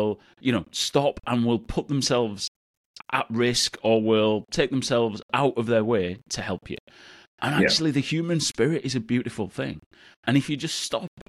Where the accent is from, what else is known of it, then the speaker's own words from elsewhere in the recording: Bradford, Yorkshire and the Humber, United Kingdom; Bradford, which is where I'm from, city close to my heart, my hometown